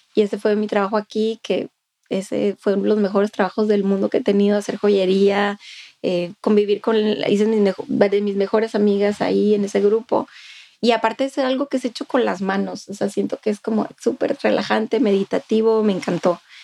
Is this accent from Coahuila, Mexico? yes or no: yes; Monclova, Coahuila, Mexico; now in Austin, United States; al menos en Monclova es un estigma muy fuerte de donde yo soy